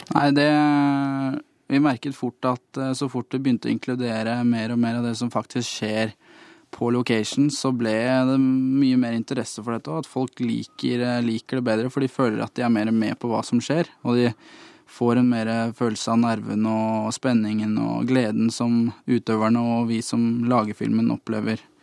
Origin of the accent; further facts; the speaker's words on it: Lørenskog, Akershus, Norway; hjemme i Lørenskog, på jordene utafor eh, barndomshjemmet mitt.